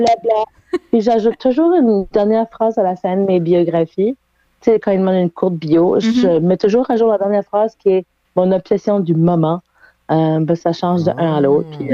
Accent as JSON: {"language": "French", "town": "Halifax", "region": "Nova Scotia", "country": "Canada", "tie": "born or raised there", "moved": "as an adult", "lives_now": "Moncton, Canada", "said": "moi, je suis originaire d'Halifax, puis j'ai vécu là pendant les 30 euh, premières années de ma vie, 31 premières années de ma vie"}